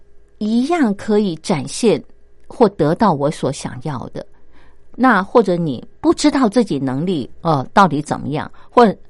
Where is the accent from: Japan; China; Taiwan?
China; 难怪我们中国人。